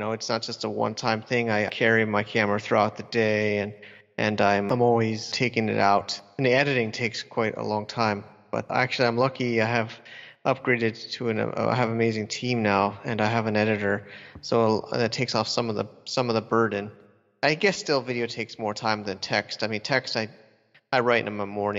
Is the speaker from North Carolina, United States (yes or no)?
no; Connecticut, United States; moved away as an adult; also born or lived in New Jersey / New York City / China / Shenzhen; I was born and raised in Connecticut